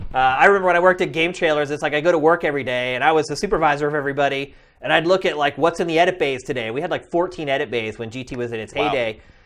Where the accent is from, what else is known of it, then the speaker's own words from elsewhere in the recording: central Pennsylvania, United States; also born or lived in Philadelphia; I'm originally from central Pennsylvania. I went to college in Philadelphia.